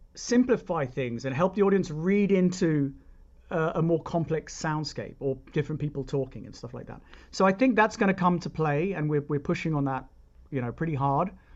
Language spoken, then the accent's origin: English; United Kingdom; moved away; I'm British, and therefore I grew up believing that it's not a bad thing.